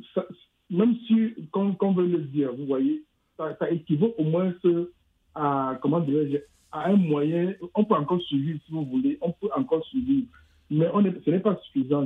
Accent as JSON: {"language": "French", "country": "Cameroon", "said": "je viens du Cameroun"}